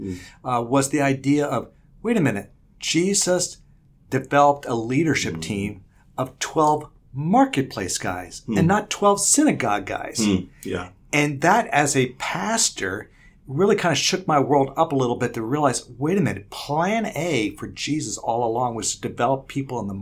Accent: Bloomfield, New Jersey, United States; moved away as an adult; also born or lived in New York City / Wheaton, Illinois / California; where I grew up in the New York metropolitan area.

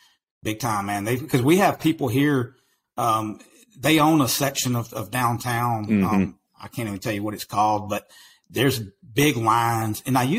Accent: East Texas, United States; accent: country accent; now in Waco, United States; I'm in Waco, Texas, man. I grew up in East Texas, and man, people from Texas tell me, they say, hey, dude, man, your accent is crazy, man. You've got a country accent.

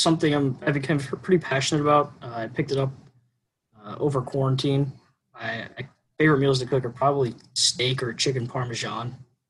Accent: Aiken, South Carolina, United States; also born or lived in New York; I grew up mostly in Aiken, but I did spend a lot of summers, at least every summer or every Christmas I went up to New York.

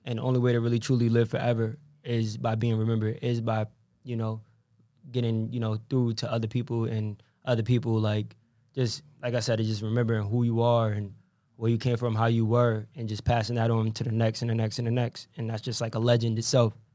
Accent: Norwich, Connecticut, United States; I was born in Norwich, but I'm I'm from Norwich. I don't claim anywhere else. I don't care because this is where I came up

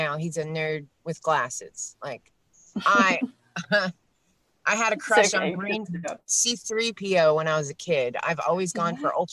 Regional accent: New York City, New York, United States; now in Pennsylvania, United States; I was born in Queens. Queens is now the most ethnically diverse place in the world. Which, as a Queens native, I am very proud

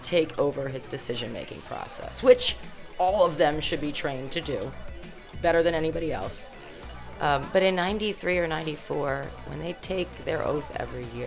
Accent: Baltimore, Maryland, United States; moved away as an adult; now in Colorado, United States; I grew up in Baltimore City

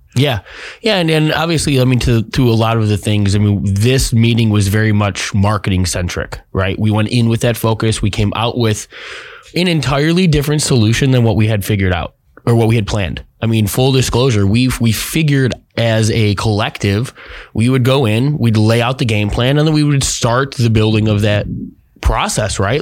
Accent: Midwest, United States; now in Arizona, United States; I come from the Midwest

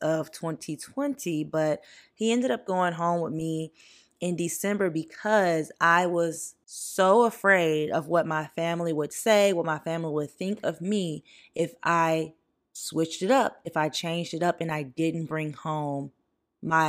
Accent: St. Francisville, Louisiana, United States; moved away as an adult; now in Los Angeles, United States; I'm from St. Francisville, Louisiana, and I currently live out in Los Angeles, California, pursuing my acting career.

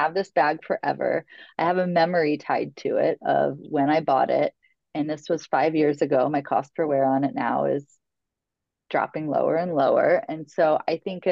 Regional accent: Logansport, Indiana, United States; now in New York, United States; my hometown of Logansport, Indiana

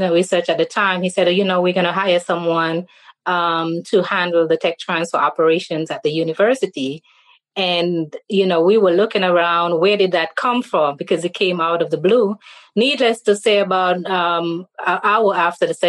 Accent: St. Kitts & Nevis; moved away as an adult; now in Jackson, United States; I'm from the Caribbean island of St. Kitts and Nevis

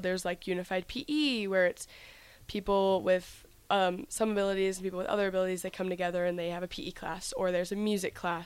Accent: Lincoln, Nebraska, United States; I was always from Lincoln. I've always lived here. I went to Adams Elementary School and then Scott Middle School and now Southwest High School

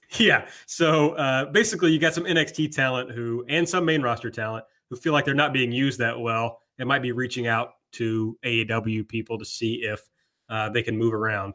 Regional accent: the South, United States; I'm also from the South

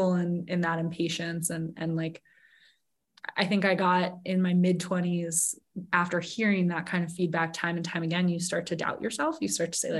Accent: Sun Valley, United States; here in my hometown of Sun Valley

